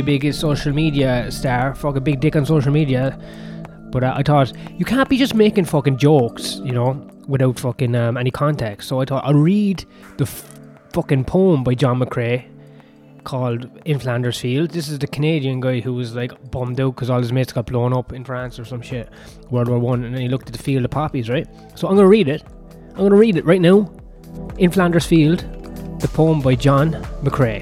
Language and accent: English; Ireland; I'm Irish. I was never going to be speaking my own language anyway